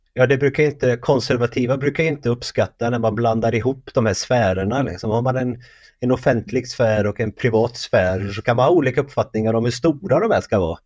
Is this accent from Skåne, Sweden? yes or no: no; Värmland, Sweden; Jag är från Värmland